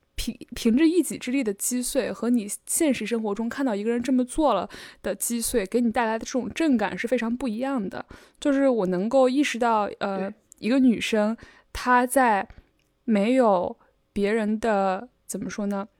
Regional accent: Shandong, China; moved away; 我出生在鲁地

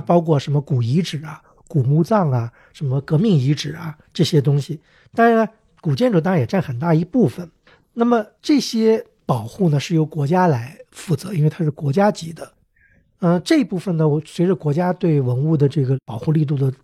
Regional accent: Beijing, China; 我小时候在北京

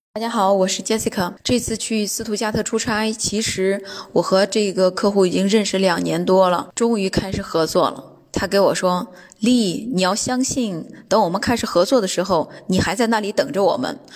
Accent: China; now in Düsseldorf, Germany; 我是从中国来的

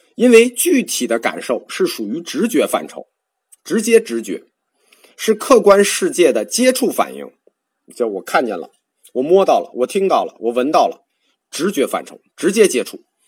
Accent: China; 我们中国人不熟啊

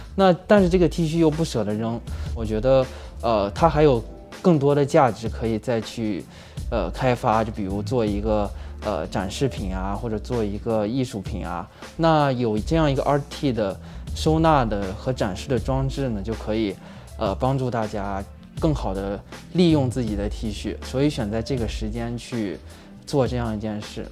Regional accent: China; 我们中国人

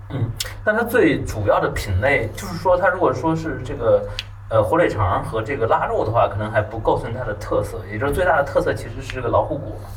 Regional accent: southern China, China; 因为我是南方人，我觉得是因为南方那边很多地方山比较多，所以它城市建设的比较拥挤一点

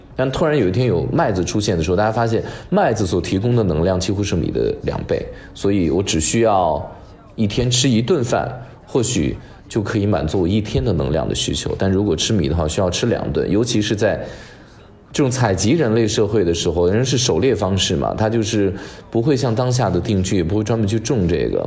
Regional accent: China; 我们中国人有过流的认知

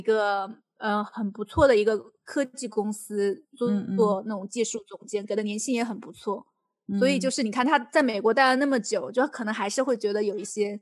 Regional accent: China; now in United Kingdom; 我是一个中国人

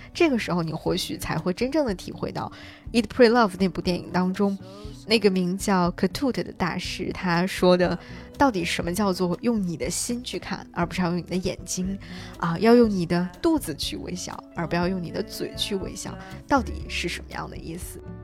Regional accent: China; 我们中国人

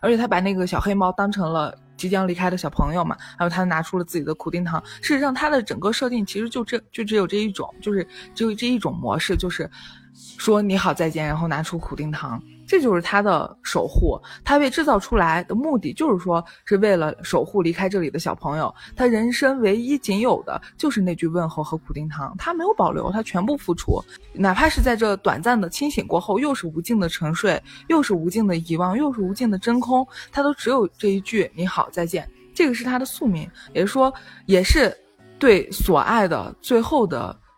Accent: Northwest China, China; 我们是西北人

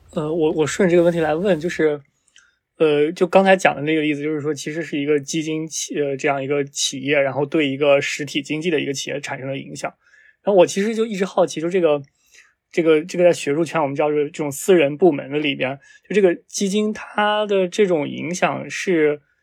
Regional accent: Shanxi, China; 我是山西人

